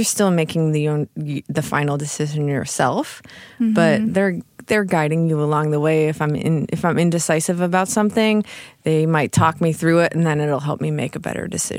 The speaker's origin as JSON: {"language": "English", "town": "Chicago", "region": "Illinois", "country": "United States", "tie": "born or raised there", "said": "In Chicago area."}